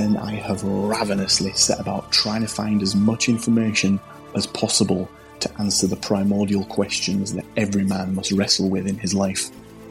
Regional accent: England, United Kingdom; I'm from England.

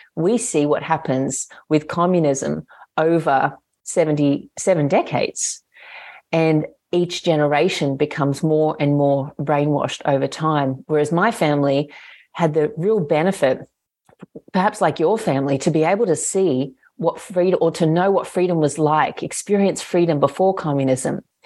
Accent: Australia; I'm an Australian citizen

